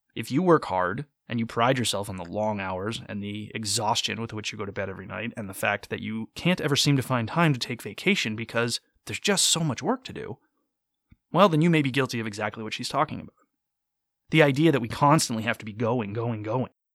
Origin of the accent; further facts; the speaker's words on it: United States; I am American. I have grown up my entire life here.